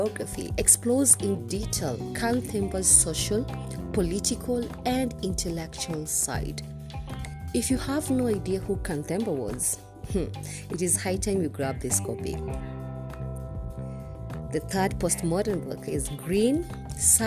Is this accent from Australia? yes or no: no; Kenya; I am uniquely Kenyan and relevantly African